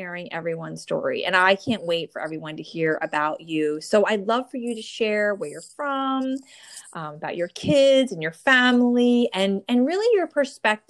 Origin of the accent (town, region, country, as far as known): New Jersey, United States; born or raised there